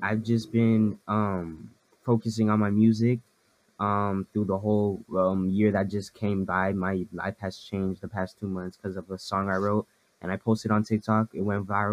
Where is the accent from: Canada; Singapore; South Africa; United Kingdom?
Canada; Ottawa, Ontario; I'm from Ottawa, Ottawa, Canada